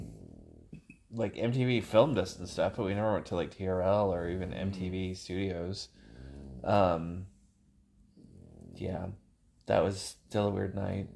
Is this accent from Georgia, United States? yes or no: no; Wisconsin, United States; moved away; I'm from Wisconsin